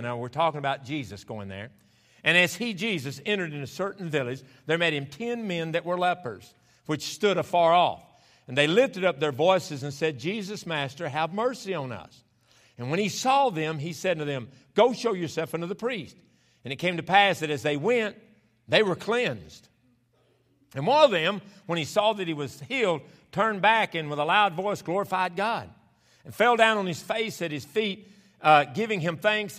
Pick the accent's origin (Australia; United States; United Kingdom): United States; the South; moved away as an adult; also born or lived in Roanoke, Indiana / Kentucky; I was raised in the South where you actually had spring